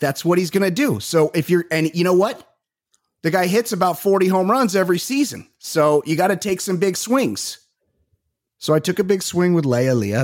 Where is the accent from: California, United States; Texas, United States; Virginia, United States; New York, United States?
California, United States; Costa Mesa; I am from Costa Mesa, California